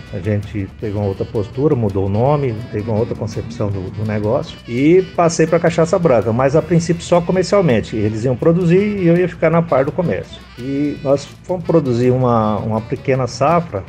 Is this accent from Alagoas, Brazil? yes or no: no; Minas Gerais, Brazil; now in Paraíba, Brazil; Eu sou mineiro, então a gente tem a cultura de envelhecimento de cachaça